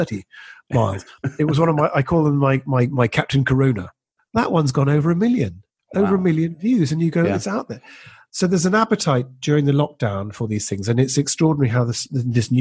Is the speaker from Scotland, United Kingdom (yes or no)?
yes; Scotland, United Kingdom; being Scottish but working a lot of the time in England